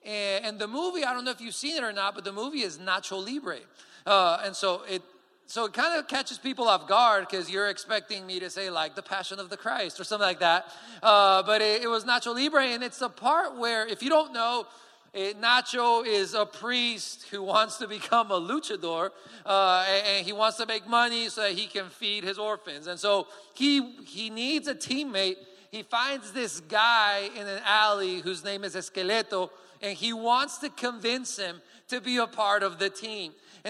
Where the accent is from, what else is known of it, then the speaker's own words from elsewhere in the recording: Colombia; English is a second language; And if you don't know me yet, I am from Colombia, and so hence the accent is a little bit weird. I am the son of my parents who are missionaries in Colombia.